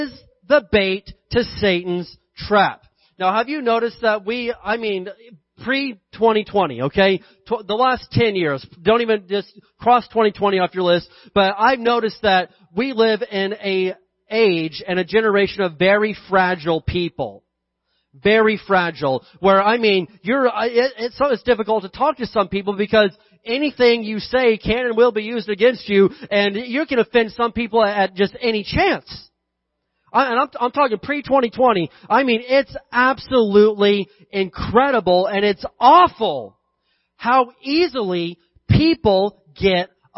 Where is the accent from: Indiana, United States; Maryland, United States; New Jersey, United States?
Indiana, United States; I grew up in Indiana, we had this big hill behind our house.